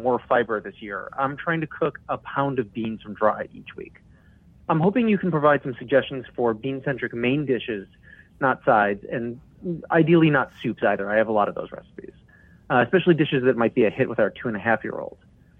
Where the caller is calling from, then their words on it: Washington, District of Columbia, United States; I'm calling from Washington, D.C.